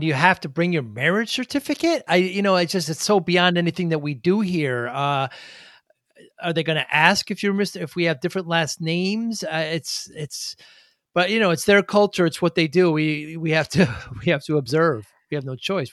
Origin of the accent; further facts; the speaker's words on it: New Haven, Connecticut, United States; I'm from the Northeast, from New Haven.